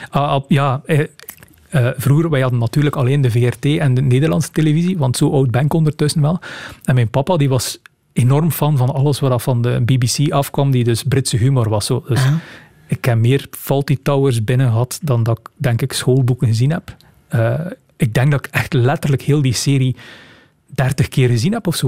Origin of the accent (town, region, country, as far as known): Rumbeke, Flanders, Belgium; born or raised there; moved away as an adult; now in Ghent, Belgium